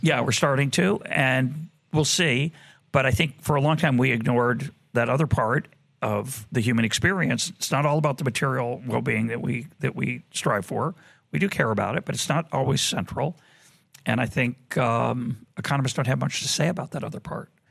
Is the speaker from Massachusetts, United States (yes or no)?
yes; Boston, Massachusetts, United States; now in Jerusalem, Israel; I grew up in Boston